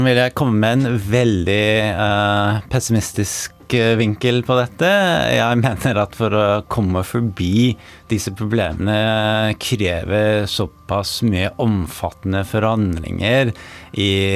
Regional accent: New York, United States; Norwegian is a second language; moved away as an adult; also born or lived in Norway; now in Oslo, Norway; Født og oppvokst i New York og har flyttet til Norge i 2014

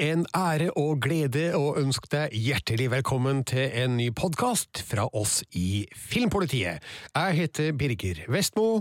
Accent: Trøndelag, Norway; jeg og du, vi er trøndere

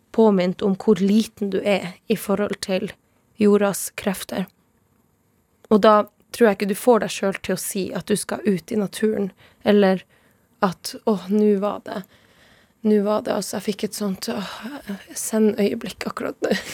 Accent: Tana, Finnmark, Norway; first language Northern Sami; Norwegian is a second language; now in Oslo, Norway; jeg bor i Oslo og, og, og kjøper maten min i butikken. Men jeg kommer jo fra Tana

